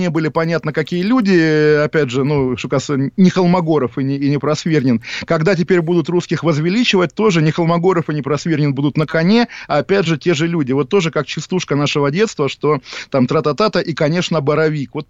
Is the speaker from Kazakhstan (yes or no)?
no; Russia; now in London, United Kingdom; когда люди слышат мой акцент, они говорят, а ты откуда? Я на самом деле жесткий в этом смысле человек. Я всегда говорю, я из Лондона. На что они говорят, а по происхождению откуда? И тогда ты говоришь, я русский.